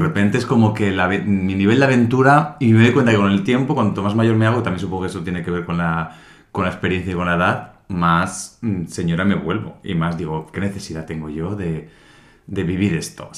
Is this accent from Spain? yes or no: yes; Santa Águeda, Soria, Castile and León, Spain; moved away; en mi pueblo pues de... En el pueblo de mm, Santa Águeda sabes de Soria